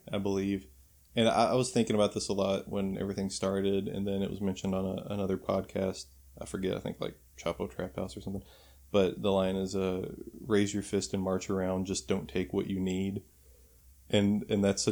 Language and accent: English; Kentucky, United States; in Louisville, Kentucky, in my home state